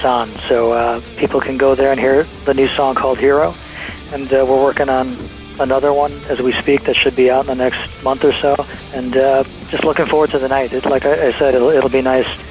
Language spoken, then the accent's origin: English; Milwaukee, Wisconsin, United States; We're from Milwaukee